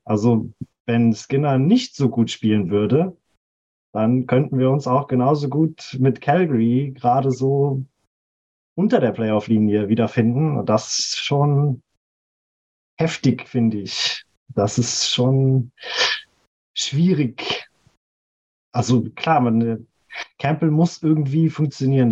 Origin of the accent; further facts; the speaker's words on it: Ruhr area, North Rhine-Westphalia, Germany; ich komme aus dem hässlichen Ruhrgebiet